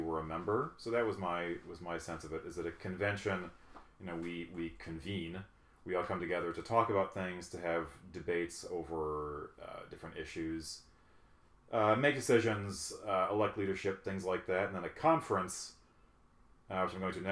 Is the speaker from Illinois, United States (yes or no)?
yes; Chicago, Illinois, United States; moved away as an adult; also born or lived in Germany; now in Los Angeles, United States; we're from the Midwest and this is great. It's cold, it's rainy, it's a season. So it's been really good to be back in the Midwest. In Chicago and Illinois is home